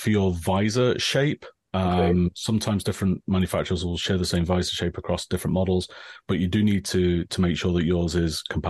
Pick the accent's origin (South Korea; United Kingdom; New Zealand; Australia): United Kingdom; England; now in Japan; I'm originally from England, as you might tell from the accent. Right now, I live in Japan. I've lived here for about most of the last 20 years.